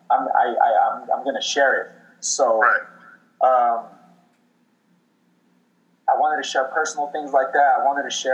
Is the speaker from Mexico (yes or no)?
yes; Mexico; Yeah, I'm proud to be Mexican.